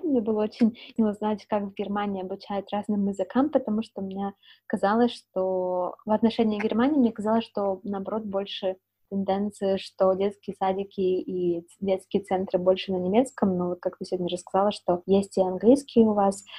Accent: Siberia, Russia; now in Netherlands; я из Сибири

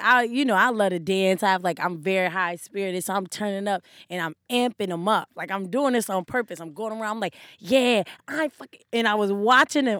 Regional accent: Wilmington, Delaware, United States; moved away as an adult; Delaware, Wilmington.

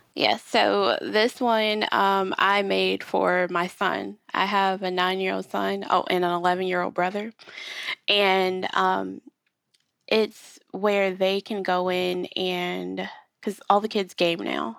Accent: Rochester, New York, United States; now in Charlotte, United States; we live in North Carolina, but we are from New York

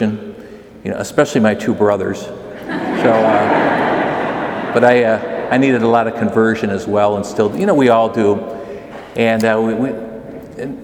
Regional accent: McHenry, Illinois, United States; I grew up in McHenry, Illinois

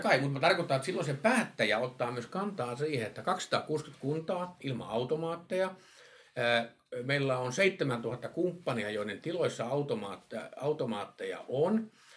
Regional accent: Kemijärvi, Lapland, Finland; Mä itse Kemiärältä kotoisin.

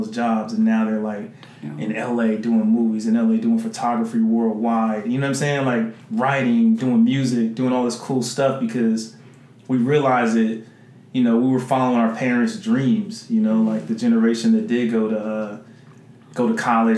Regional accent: San Jose, California, United States; moved away as an adult; I'm from San Jose, California

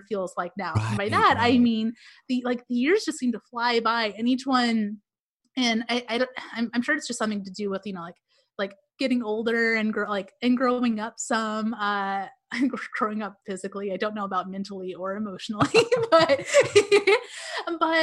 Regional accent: Tulsa, Oklahoma, United States; I grew up in Tulsa, Oklahoma

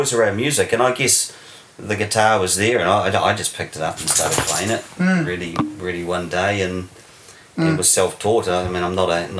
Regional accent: Wellington, New Zealand; Yeah, so I grew up in Wellington, and have remained Wellington loyal. I just love the city, but mainly at Whitby and out Plymouth.

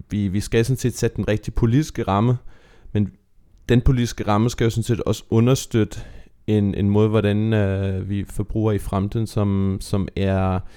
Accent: Aarhus, Central Denmark Region, Denmark; min hjemstavn. God gamle Aarhus.

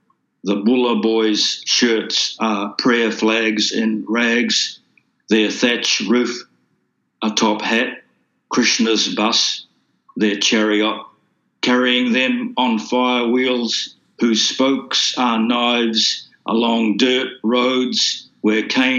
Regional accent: Fiji; it's about growing up in Fiji, mm-hmm. and looking back at that and at the changes that were taking place.

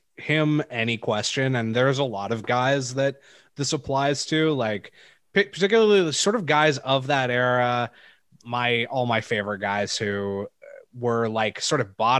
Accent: Vancouver, British Columbia, Canada; we're from Vancouver

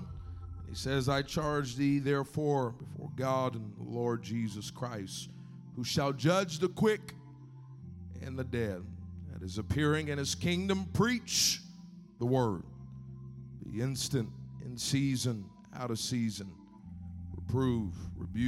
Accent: Texas, United States; now in California, United States; I might live in California now, but I grew up in Texas

